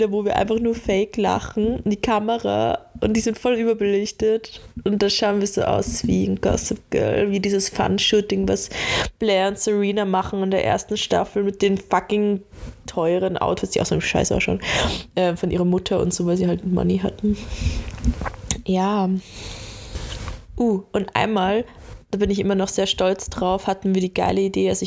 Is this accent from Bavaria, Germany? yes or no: yes; Laufen, Bavaria, Germany; also wo wir aufgewachsen sind in Bayern, das ist ja Laufen, das ist an der Grenze da bei Salzburg, halt voll Land, keine Ahnung, 6000 Einwohner.